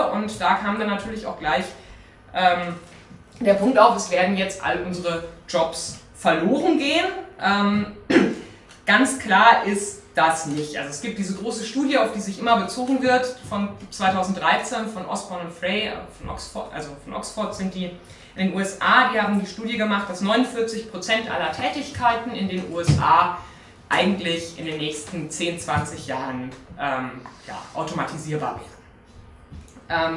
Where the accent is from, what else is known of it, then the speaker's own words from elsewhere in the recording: Munich, Bavaria, Germany; Bei uns in München